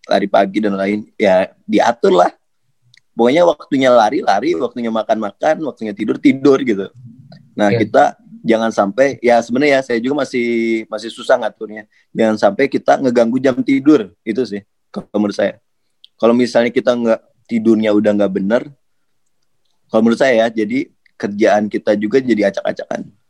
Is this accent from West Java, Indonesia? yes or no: yes; Bandung, West Java, Indonesia; Apalagi kan saya orang Bandung nih.